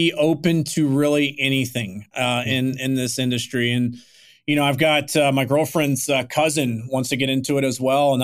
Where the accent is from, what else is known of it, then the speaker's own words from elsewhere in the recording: Houston, Texas, United States; I grew up in Houston